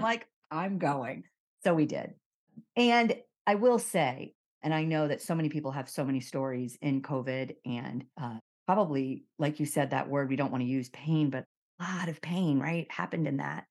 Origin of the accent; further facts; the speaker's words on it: Miami, Florida, United States; moved away as an adult; also born or lived in Connecticut / New York / San Diego; I was born in Miami, I grew up in Miami